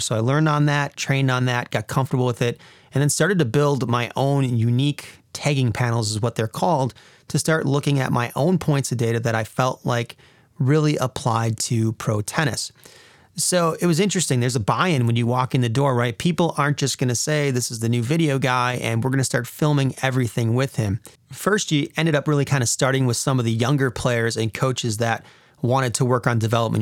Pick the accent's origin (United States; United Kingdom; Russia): United States; Wisconsin; I was getting homesick from Wisconsin